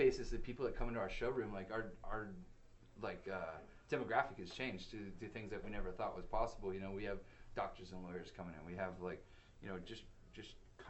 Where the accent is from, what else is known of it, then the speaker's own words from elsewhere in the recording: California, United States; Orange County.